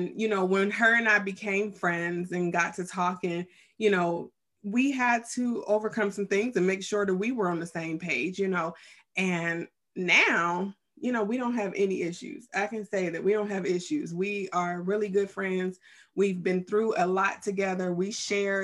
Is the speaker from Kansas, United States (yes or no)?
no; Youngstown, Ohio, United States; also born or lived in Columbus, Ohio; We grew up in the same town, Youngstown, Ohio.